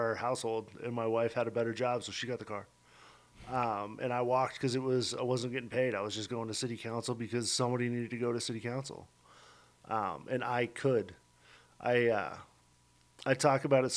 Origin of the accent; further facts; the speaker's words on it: Denver, Colorado, United States; now in Pueblo, United States; I'm from Denver. I grew up in Denver